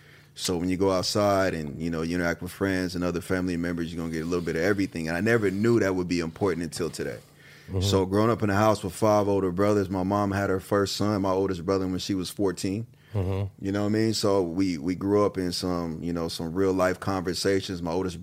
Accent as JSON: {"language": "English", "town": "Kansas City", "country": "United States", "said": "I remember I'm from Kansas City. We young."}